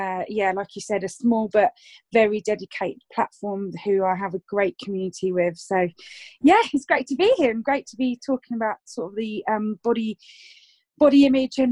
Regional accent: Switzerland; now in Essex, United Kingdom; I am originally from Switzerland

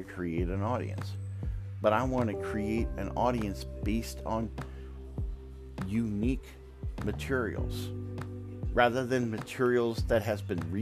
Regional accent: the South, United States; accent: Southern drawl; moved away; also born or lived in the North (US); I got a Southern drawl

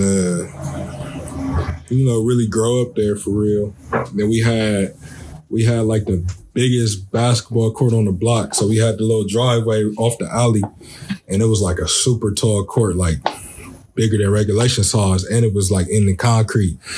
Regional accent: Columbus, Ohio, United States; I'm from the city, I'm from Columbus

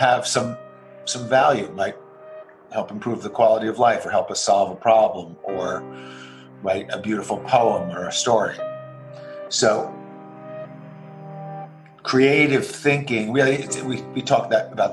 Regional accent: New Jersey, United States; I grew up in the U.S., in New Jersey.

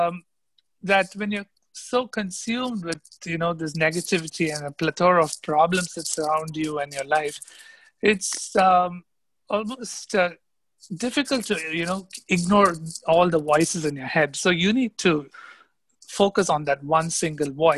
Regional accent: India; also born or lived in New York, United States / Minnesota, United States; suddenly I found myself packing my bags to go back to India. And when I came back home

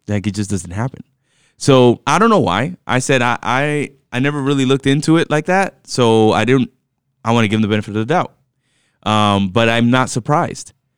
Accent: New York, United States; I was born in New York, and therefore, I default to New York teams

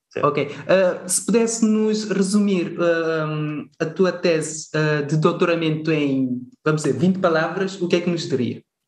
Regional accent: Cape Verde; moved away; como cabo-verdiano que vive fora de, de, Cabo Verde, mas sempre com o coração e a mente em Cabo Verde

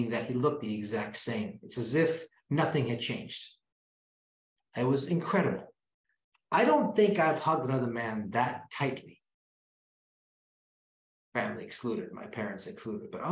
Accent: Kenya; moved away; I was born in Kenya.

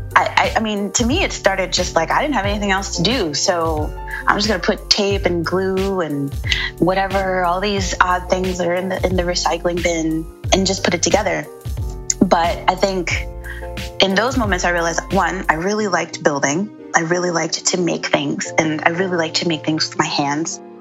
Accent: New York City, New York, United States; I'm originally from Brooklyn. I'm from Bed-Stuy, and I grew up there with um, my parents

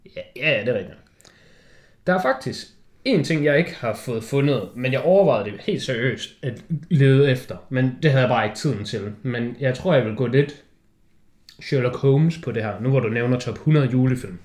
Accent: Denmark; du sidder som dansker

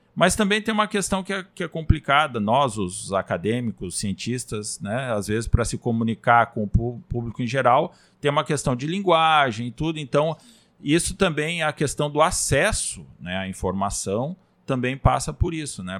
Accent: Rio Grande do Sul, Brazil; moved away as an adult; also born or lived in Bragança, Pará; now in Pará, Brazil; nós, os gaúchos, somos naturalmente mais é, desbravadores, né? Tem gaúcho espalhado pelo Brasil inteiro e eu vim para cá, eu saí, né? No caso da minha, da minha terra

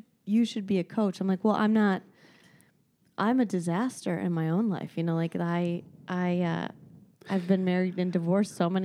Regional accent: Ishpeming, Michigan, United States; I'm from Ishpeming

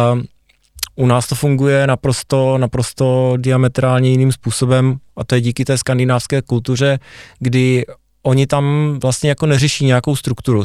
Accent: Hodonín, South Moravian Region, Czechia; moved away as an adult; now in Zlín, Czech Republic; jsem hrdý na to, že pocházím z Hodonína, a že jsem se tam narodil.

